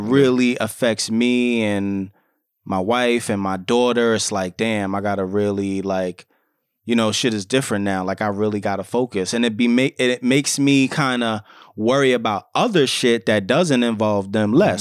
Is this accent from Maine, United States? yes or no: no; New York City, New York, United States; we're both fathers, we're both from the Bronx